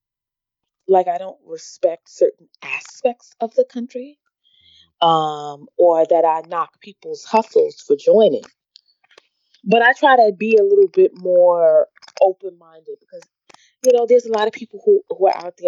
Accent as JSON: {"language": "English", "region": "New York", "country": "United States", "tie": "born or raised there", "also_born_or_lived": "California", "moved": "as an adult", "said": "I was from New York and I grew up in the ghetto"}